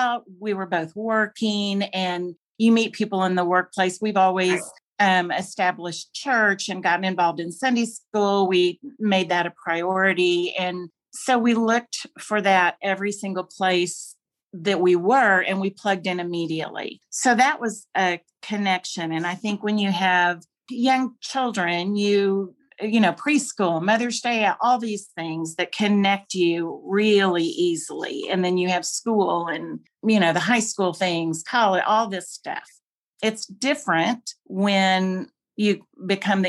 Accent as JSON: {"language": "English", "town": "Dallas", "region": "Texas", "country": "United States", "tie": "born or raised there", "also_born_or_lived": "Fayetteville, Arkansas / Corpus Christi, Texas / Casper, Wyoming / Richmond, Virginia", "moved": "as an adult", "said": "I was raised in Dallas"}